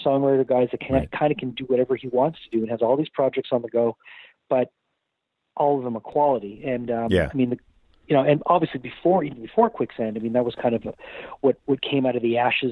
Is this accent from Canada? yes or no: yes; Canada; a lot of us growing up in Canada